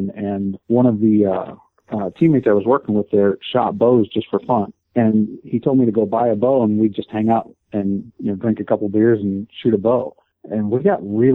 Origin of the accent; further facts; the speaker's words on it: Akron, Ohio, United States; I'm actually from Akron, Ohio. Born and raised here